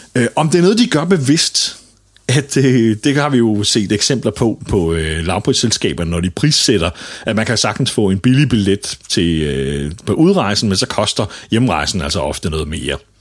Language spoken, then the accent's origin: Danish; Denmark; Og her er vi danskere langt bagud